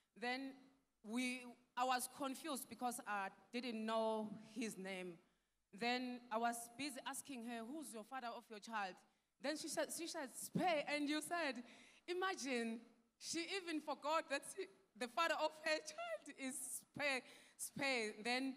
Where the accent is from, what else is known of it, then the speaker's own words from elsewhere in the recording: Nkandla, KwaZulu-Natal, South Africa; I'm coming from South Africa, an area called Nkandla